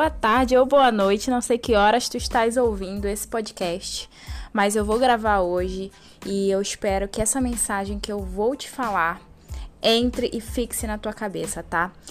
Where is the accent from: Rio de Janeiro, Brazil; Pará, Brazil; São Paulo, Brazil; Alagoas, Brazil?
Pará, Brazil; Santarém; now in Londrina, Brazil; eu vim de Santarém, no Pará, vim morar em Londrina, aqui no Paraná, no norte paranaense